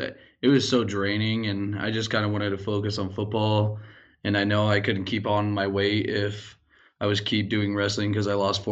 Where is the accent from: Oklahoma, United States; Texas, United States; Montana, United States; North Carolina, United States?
Montana, United States; Helena; I was born in Helena. I've lived here my whole entire life.